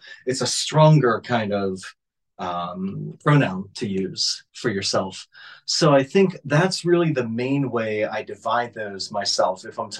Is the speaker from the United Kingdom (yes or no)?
no; Japan; first language Japanese; English is a second language; I know a lot of Japanese, like it's my native language.